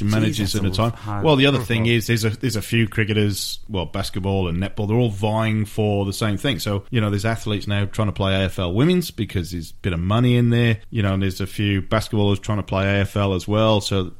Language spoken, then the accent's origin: English; Wales, United Kingdom; I say, I'm from Wales.